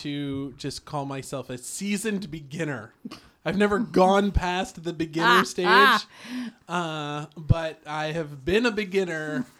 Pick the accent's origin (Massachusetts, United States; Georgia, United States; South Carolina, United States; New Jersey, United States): South Carolina, United States; Hilton Head Island; growing up on Hilton Head, right, that's like it's little league for golf.